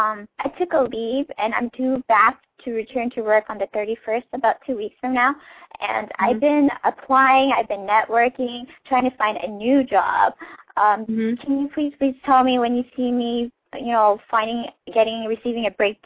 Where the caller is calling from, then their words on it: California, United States; I'm calling from California.